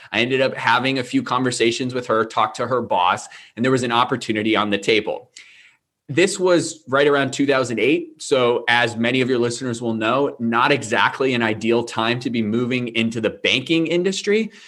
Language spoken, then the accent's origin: English; near Manchester, New Hampshire, United States; Manchester, New Hampshire, which was about 20 minutes away from my hometown